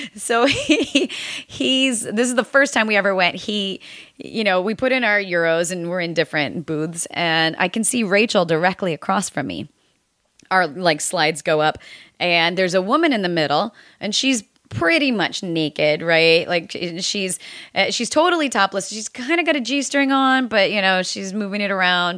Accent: United States; growing up in the United States

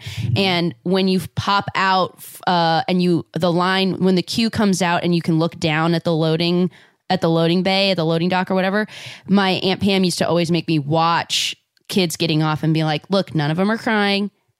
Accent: Southern California, United States; I'm from Southern California, so I grew up going to Disneyland a lot.

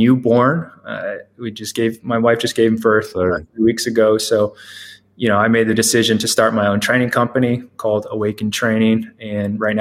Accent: Maryland, United States; moved away as an adult; also born or lived in Boston; I grew up in the Maryland area, the DMV area

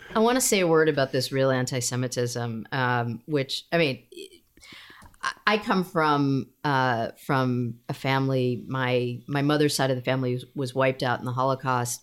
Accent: United States; as an American Jew

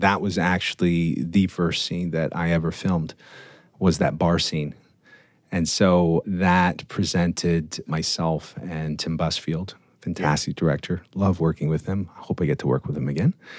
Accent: Toronto, Ontario, Canada; being Torontonian, Canadian, growing up in Canada, in the suburbs of Toronto.

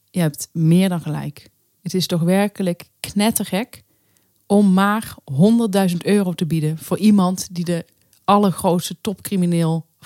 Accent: Limburg, Netherlands; want ze herkennen mij nooit als Limburger.

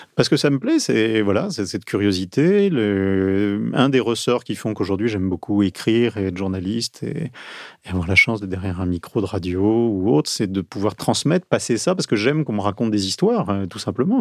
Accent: Marseille, Provence-Alpes-Côte d'Azur, France; also born or lived in Vaucluse; now in Paris, France; je suis né à Marseille, j'ai grandi au bord de la Méditerranée

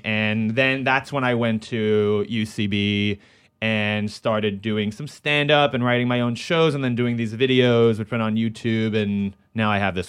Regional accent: New York City, New York, United States; born or raised there

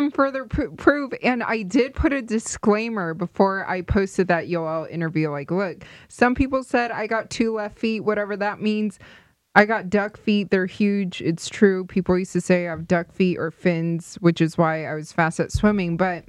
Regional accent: Las Vegas, Nevada, United States; That means we kind of grew up opposite, because I grew up in Las Vegas, which I love, of course, and especially now it's becoming that hot sports city.

